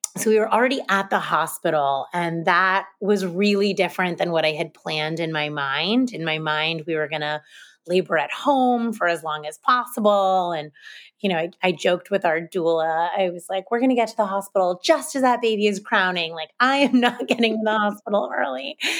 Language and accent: English; United States; moved away as an adult; also born or lived in Hoboken, New Jersey / Franklin, Massachusetts / Boston, Massachusetts; now in New York City, United States; I grew up in New Jersey and Massachusetts, and I'm a relatively recent transplant to New York City